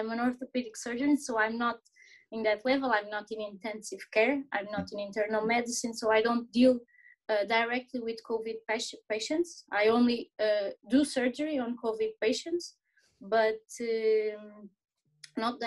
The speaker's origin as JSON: {"language": "English", "town": "Portalegre", "region": "Alentejo", "country": "Portugal", "tie": "born or raised there", "also_born_or_lived": "Porto, Portugal", "moved": "as an adult", "lives_now": "Lisbon, Portugal", "said": "I grew up in Porto Alegre, in Portugal, a very small town in the Alentejo"}